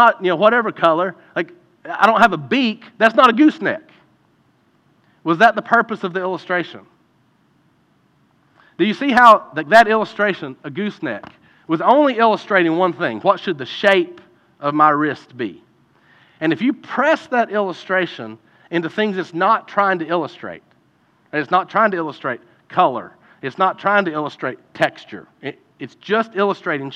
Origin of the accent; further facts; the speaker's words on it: Eastern Kentucky, United States; growing up in Eastern Kentucky, you grew up with a basketball in your hand